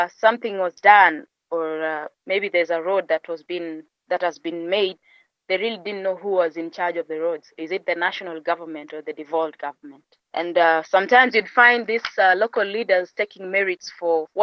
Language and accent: English; Bomet County, Kenya; I come from a region called Bomet. It's just next to Kericho County